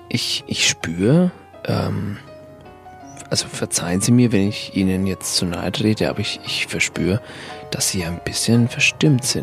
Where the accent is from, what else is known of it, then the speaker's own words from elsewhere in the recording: Riga, Latvia; born there; Ich habe ja mal Empathie studiert in, äh, in Riga. Da war ich ähm, für ein Semester in meiner Geburtsstadt